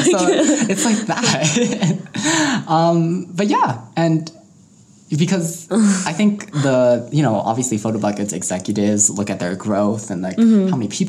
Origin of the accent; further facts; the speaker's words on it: Denver, Colorado, United States; Because like we're Coloradan